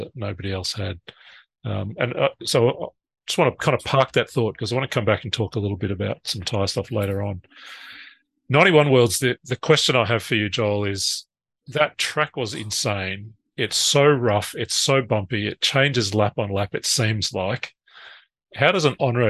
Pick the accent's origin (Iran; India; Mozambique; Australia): Australia; I'm Australian.